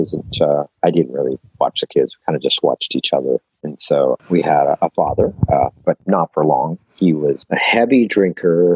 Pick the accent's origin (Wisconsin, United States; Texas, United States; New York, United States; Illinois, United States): Texas, United States; also born or lived in Portland, Oregon; now in Wilsonville, United States; I was born in Texas. I live in Portland, Wilsonville now.